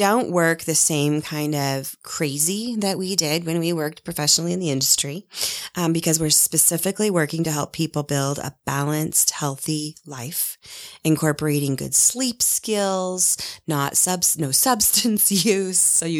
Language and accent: English; Seattle, Washington, United States; moved away as an adult; now in Park City, United States; I originally arrived here a little over 18 years ago from Seattle, Washington, which is my hometown.